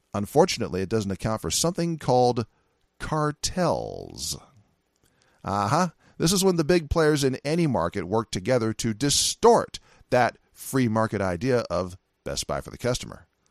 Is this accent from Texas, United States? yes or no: no; California, United States; California, my home state